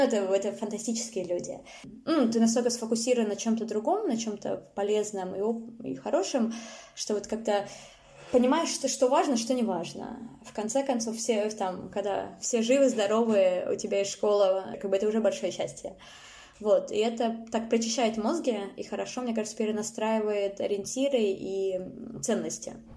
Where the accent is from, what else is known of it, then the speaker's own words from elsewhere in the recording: Saint Petersburg, Russia; я выросла в Питере